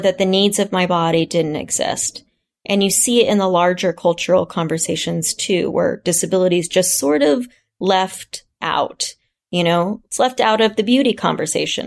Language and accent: English; Kansas, United States; my hometown of Kansas